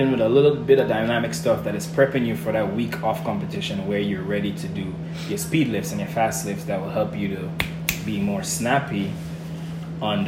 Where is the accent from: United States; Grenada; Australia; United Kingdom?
Grenada; growing up in Grenada, it's all about pride, it's all about identity and culture in my country